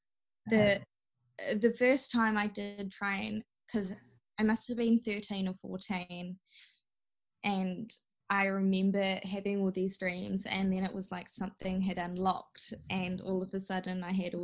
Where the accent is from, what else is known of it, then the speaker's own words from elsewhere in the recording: New Zealand; being raised in this culture and being a minority and trying to prove that I am Kiwi